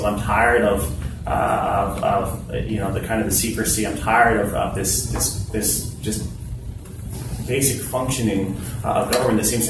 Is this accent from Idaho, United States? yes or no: yes; Boise, Idaho, United States; moved away as an adult; also born or lived in Massachusetts / Portland, Oregon / Boston / London; now in New Bedford, United States; I'm born and raised in Boise, Idaho. I chose to come out to Massachusetts when I was 18 for college